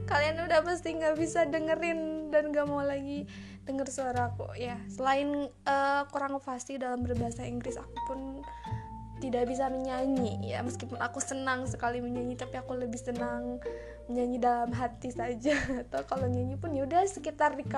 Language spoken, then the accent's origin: Indonesian; West Java, Indonesia; accent: Sundanese; logat aku pakai bahasa Sunda gitu ada ada Sundanya gitu